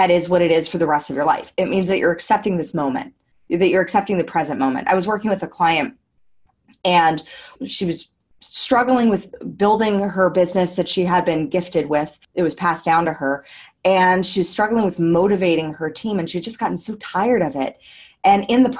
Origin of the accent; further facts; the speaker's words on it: United States; moved away as an adult; now in Australia; I am an American just living the dream abroad